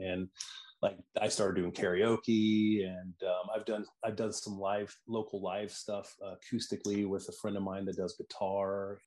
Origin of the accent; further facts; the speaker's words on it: Iowa, United States; also born or lived in Des Moines; I'm from Iowa, so the Iowa State Fair is huge in where I live in Des Moines